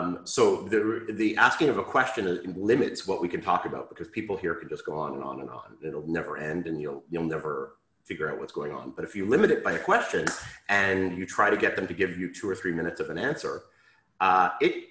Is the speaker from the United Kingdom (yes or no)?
no; Canada; moved away as an adult; now in Israel; Okay, so I am Canadian. I grew up in Canada, lived most of my life in Canada. I moved to Israel when I was about 20.